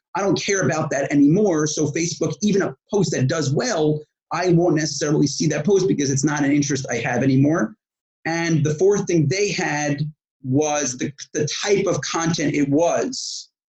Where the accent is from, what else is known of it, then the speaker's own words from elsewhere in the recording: New York, United States; moved away as an adult; now in Israel; I was born in New York, and at 21 years old, I moved to Israel